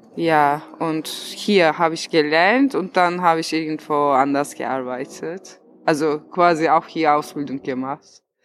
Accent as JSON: {"language": "German", "country": "Turkey", "second_language": "German", "moved": "yes", "lives_now": "Berlin, Germany", "said": "ich bin 31 Jahre alt, ich komme aus der Türkei"}